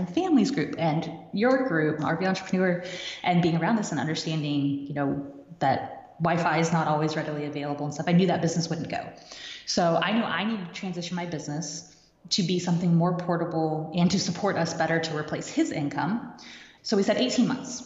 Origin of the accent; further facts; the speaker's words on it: Kansas City, Missouri, United States; moved away as an adult; also born or lived in Michigan; we were in Michigan at the time, we're from Kansas City